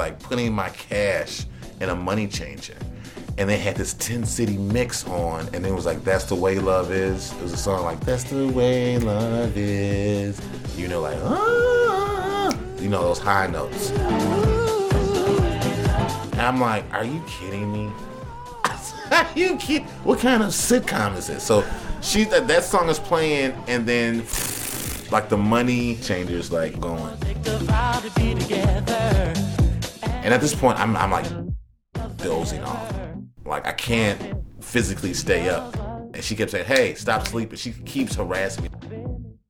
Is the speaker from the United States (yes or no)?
yes; Chicago, Illinois, United States; I'm not from New York. I'm from Chicago.